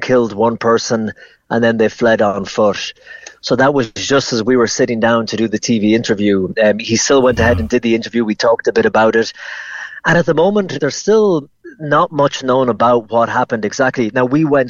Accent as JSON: {"language": "English", "town": "Ennis", "region": "Munster", "country": "Ireland", "also_born_or_lived": "New York", "moved": "as an adult", "lives_now": "Rome, Italy", "said": "I'm from Ennis and Clare"}